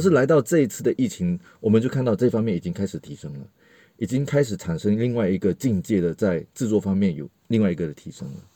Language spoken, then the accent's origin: Chinese; Malaysia; 听我口音可能大概就会听得出来，我不太是，呃，台湾人。然后我是，跟大家说我是马来西亚人。然后，呃，我自己呢，其实是，呃，大众传播毕业的